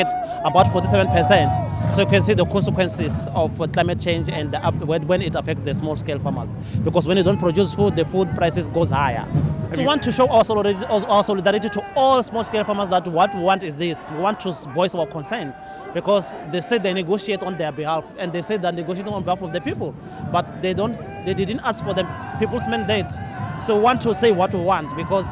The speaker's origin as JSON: {"language": "English", "country": "South Africa", "said": "I am from South Africa with Landless People's Movement."}